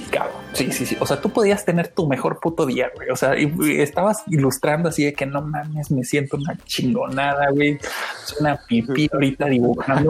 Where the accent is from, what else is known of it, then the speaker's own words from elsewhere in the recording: Mexico; pues soy de México